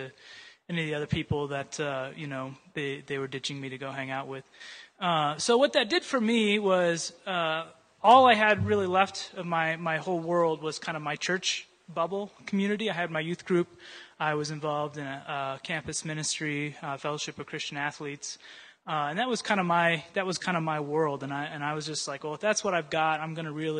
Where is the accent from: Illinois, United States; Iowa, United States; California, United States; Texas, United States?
Iowa, United States; Urbandale; moved away; I grew up in Iowa, a town called Urbandale